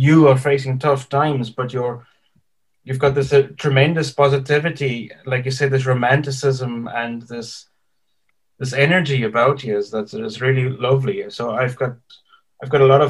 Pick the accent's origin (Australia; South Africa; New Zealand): South Africa; also born or lived in England; now in Ireland; I'm from South Africa, and I lived in England